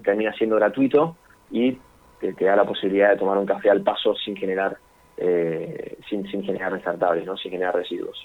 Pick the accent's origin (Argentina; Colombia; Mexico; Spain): Argentina; Buenos Aires; nosotros somos de Capital Federal